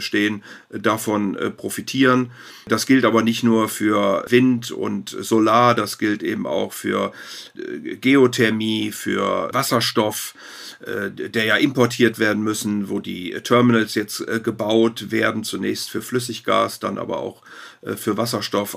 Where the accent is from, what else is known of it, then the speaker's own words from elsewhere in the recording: Rhineland, Germany; ich bin Rheinländer